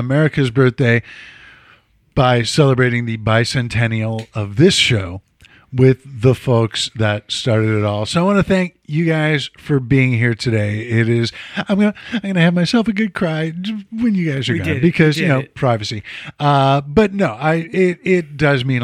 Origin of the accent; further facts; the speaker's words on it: Chicago, Illinois, United States; I'm from Chicago.